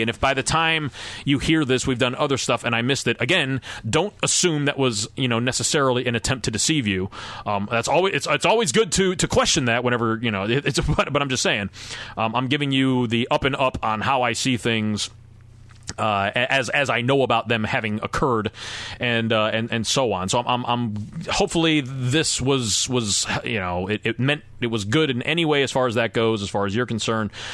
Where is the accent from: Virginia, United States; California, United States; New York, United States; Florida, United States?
Florida, United States; Tampa; born or raised there